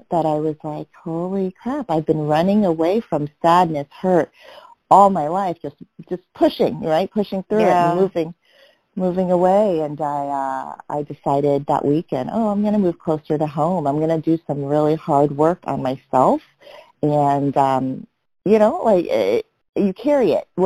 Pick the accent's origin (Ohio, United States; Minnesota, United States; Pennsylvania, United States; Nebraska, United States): Nebraska, United States; Omaha; moved away; also born or lived in New York; I grew up in Omaha, Nebraska